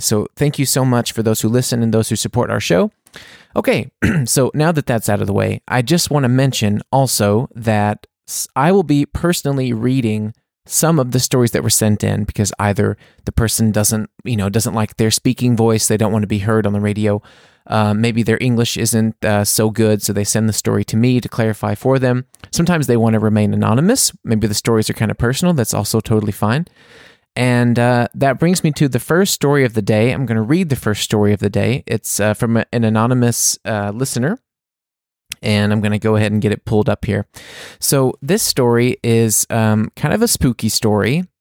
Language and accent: English; Mississippi, United States; We grew up together in Mississippi